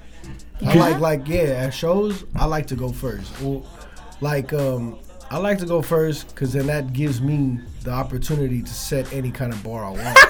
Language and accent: English; Philippines; I just felt like I had a lot to prove, especially like, being a Filipino kid, like trying to rap.